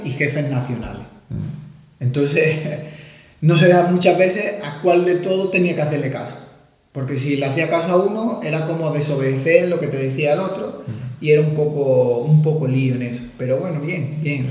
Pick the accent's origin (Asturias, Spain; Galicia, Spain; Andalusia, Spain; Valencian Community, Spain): Andalusia, Spain; Málaga; moved away as an adult; also born or lived in Santiago de Compostela; siendo malagueño